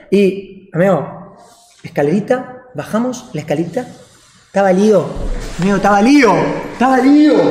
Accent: Argentina; soy un streamer de Latinoamérica o de Argentina

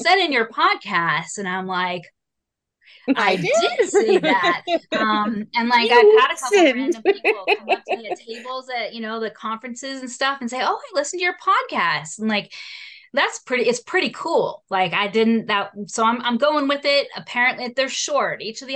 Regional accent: South Shore, Massachusetts, United States; So we grew up on the South Shore

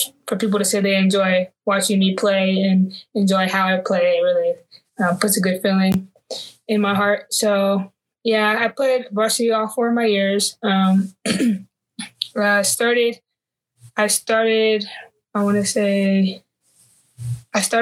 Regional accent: Antelope, California, United States; moved away as an adult; I'm from Antelope. It's a very small town, like not very well known, I don't believe, but it's literally right outside of Sacramento. And I went to Antelope High School.

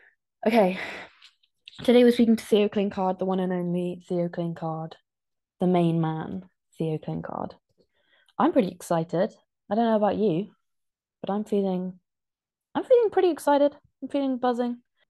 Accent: Ditcham, South West England, United Kingdom; I grew up in Ditcham.

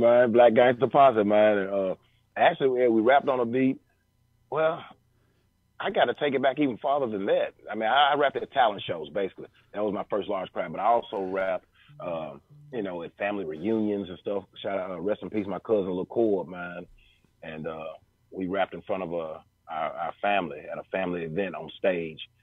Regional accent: Memphis, Tennessee, United States; also born or lived in Frayser, Memphis / Raleigh, Memphis; I come from Raleigh, man. You know, so I grew up, you know, in North Memphis.

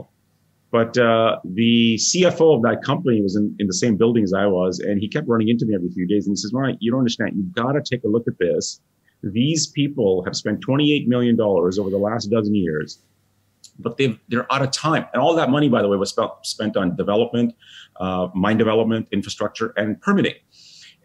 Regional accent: India; I'm Indian

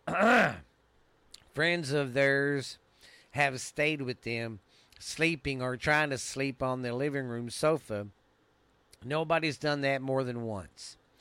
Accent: Mineral Wells, Texas, United States; my hometown that I live in right now, Mineral Wells

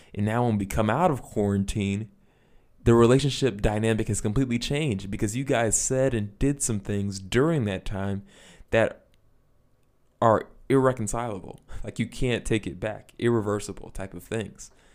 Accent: United States; As an American

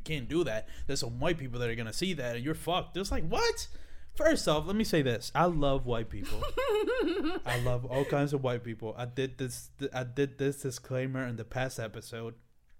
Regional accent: Dominican Republic; now in United States; the fact that I came from the Dominican Republic, came to this country, is something that I'm just, I don't see what the problem is.

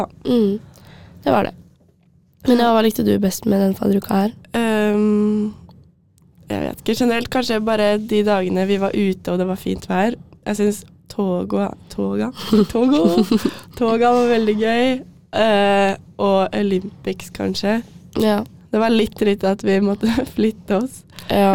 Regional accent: Asker, Akershus, Norway; jeg er fra Asker

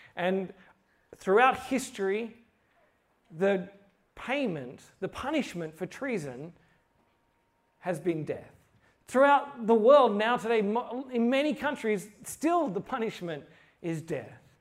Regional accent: Australia; I'm from Australia

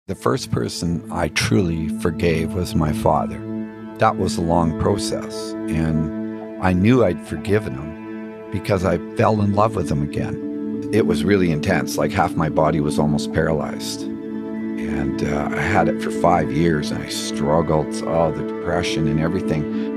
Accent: England, United Kingdom; growing up in England

